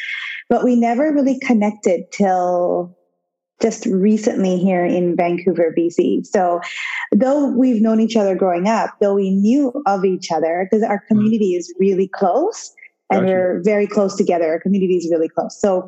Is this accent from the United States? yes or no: no; Kenya; now in Canada; I was born in Africa, Kenya